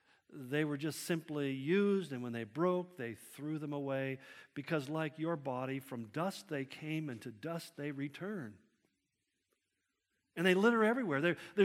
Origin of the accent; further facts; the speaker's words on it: United States; Well, I'm from Washington. Thank God I'm not from L.A.